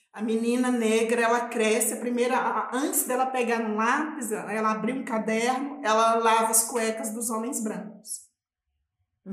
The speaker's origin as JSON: {"language": "Portuguese", "town": "Belo Horizonte", "region": "Minas Gerais", "country": "Brazil", "tie": "born or raised there", "also_born_or_lived": "Quilombo Baú, near Araçuaí", "moved": "as an adult", "lives_now": "São Paulo, Brazil", "said": "Então eu cresci em Belo Horizonte, trabalhando em casa de família"}